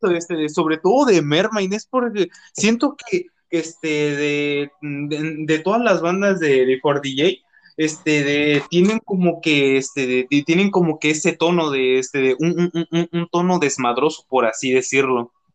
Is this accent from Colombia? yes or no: no; Mexico City, Mexico; soy de, este, de Cojimalpa, cerca de Toluca